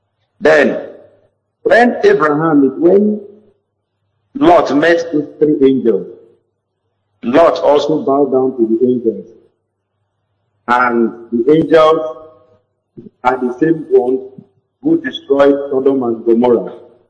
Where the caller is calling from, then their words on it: Bayelsa, Nigeria; I'm calling from Bayelsa.